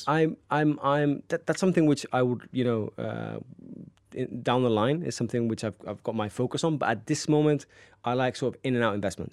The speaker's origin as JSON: {"language": "English", "town": "Marbella", "region": "Andalusia", "country": "Spain", "tie": "born or raised there", "also_born_or_lived": "Cabopino", "said": "I was actually born in Marbella and grew up in Marbella, one of the best places to live on the coast."}